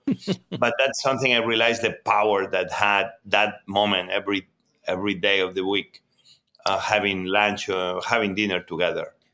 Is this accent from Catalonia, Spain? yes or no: yes; Barcelona, Catalonia, Spain; born or raised there; English is a second language; also born or lived in Mieres, Asturias, Spain / New York, United States; now in Washington, D.C., United States